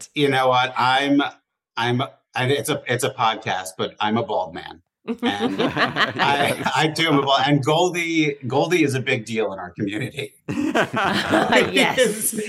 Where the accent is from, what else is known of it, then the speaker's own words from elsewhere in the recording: East Coast, United States; moved away as an adult; now in Los Angeles, United States; growing up on the East Coast, there weren't like a lot of people who like worked in show business.